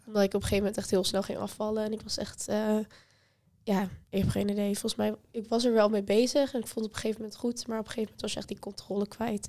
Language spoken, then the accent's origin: Dutch; Apeldoorn, Gelderland, Netherlands; moved away; naar Apeldoorn, waar ik vandaan kom